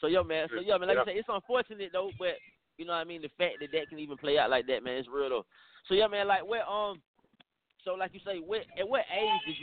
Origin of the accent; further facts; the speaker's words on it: Atlanta, Georgia, United States; I'm from Atlanta